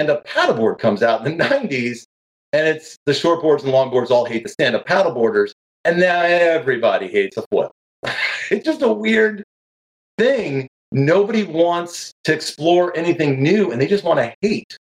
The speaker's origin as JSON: {"language": "English", "region": "New York", "country": "United States", "moved": "yes", "said": "I'm a surfer from New York, down here now in the hub of East Coast surfing"}